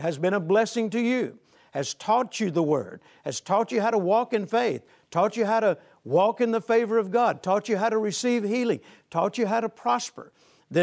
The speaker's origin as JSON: {"language": "English", "town": "Shreveport", "region": "Louisiana", "country": "United States", "tie": "born or raised there", "said": "my hometown of Shreveport, Louisiana"}